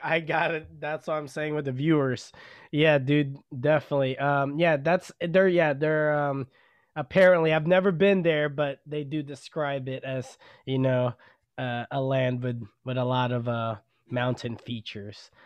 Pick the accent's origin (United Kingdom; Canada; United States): United States; Garland, Texas; now in Rockwall, United States; growing up in Garland, Texas, in Oak Glen Apartments